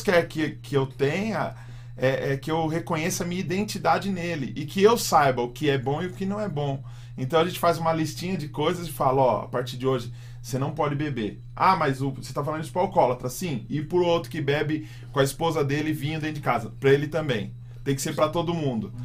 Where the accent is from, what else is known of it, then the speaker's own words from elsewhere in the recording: São Paulo, Brazil; eu nasci na Penha, na Zona Leste mesmo, onde eu moro. Tá. Eu nasci, nasci aqui na Zona Leste de São Paulo mesmo